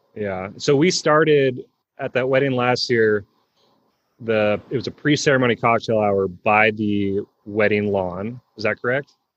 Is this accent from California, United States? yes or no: yes; California, United States; we're both from California